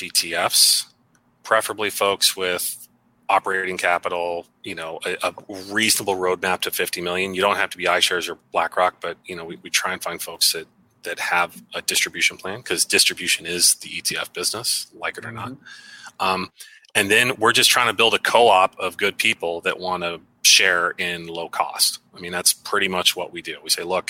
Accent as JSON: {"language": "English", "country": "United States", "also_born_or_lived": "Philadelphia", "said": "I'm American"}